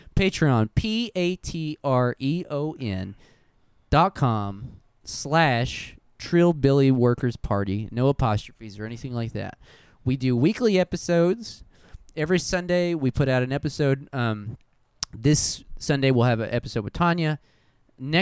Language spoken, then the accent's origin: English; Hobbs, New Mexico, United States; my hometown of Hobbs, New Mexico